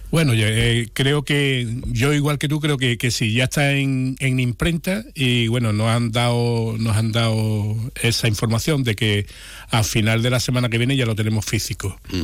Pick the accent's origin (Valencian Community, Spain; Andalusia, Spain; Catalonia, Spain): Andalusia, Spain; Jerez de la Frontera; nuestra ciudad